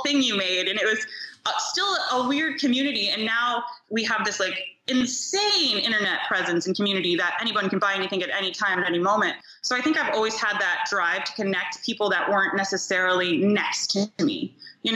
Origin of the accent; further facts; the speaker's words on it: New York, United States; also born or lived in Ohio; now in Los Angeles, United States; I was born in New York